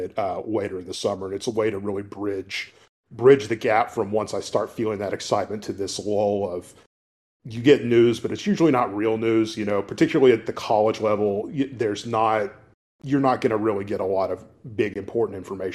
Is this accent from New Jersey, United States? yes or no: no; Paris, Texas, United States; moved away; my hometown back in Paris and drove by the old football stadium that I used to play